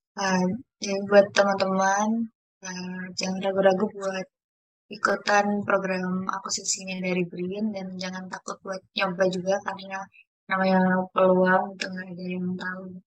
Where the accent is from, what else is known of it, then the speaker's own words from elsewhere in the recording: Jepara, Central Java, Indonesia; saya sendiri berasal dari kota Jepara